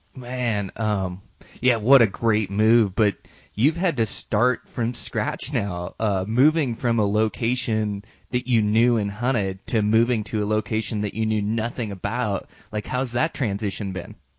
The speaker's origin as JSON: {"language": "English", "region": "Montana", "country": "United States", "tie": "born or raised there", "said": "my home state of Montana"}